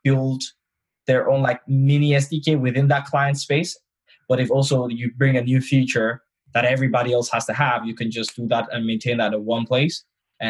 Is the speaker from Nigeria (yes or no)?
yes; Nigeria; now in London, United Kingdom; I am known as the Nigerian that lives in England.